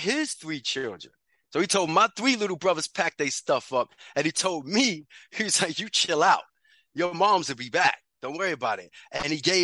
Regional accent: New York City, New York, United States; also born or lived in Bronx, New York; I grew up in Harlem, New York. Grant Projects

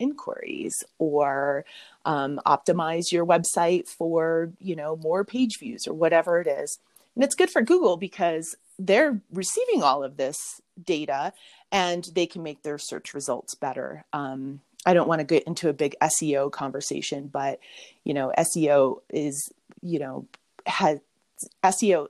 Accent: Mammoth Lakes, California, United States; in my hometown of Mammoth Lakes, California

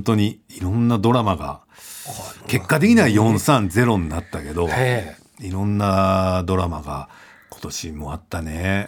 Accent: Fukuoka, Japan; 福岡で生まれ育った、えー、中堅漫才師

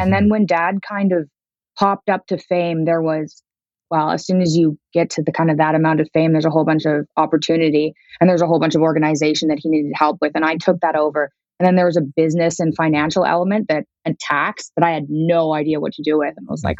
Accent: Moscow, Russia; born there; He's Russian. Yeah, I was born in Moscow.

